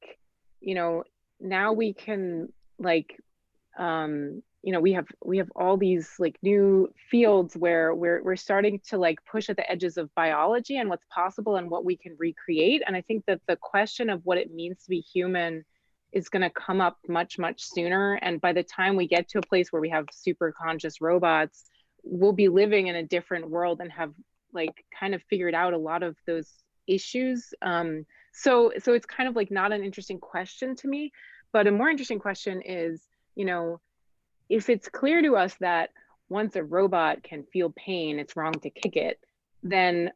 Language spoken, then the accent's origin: English; Switzerland; moved away; I grew up in Switzerland where they eat horses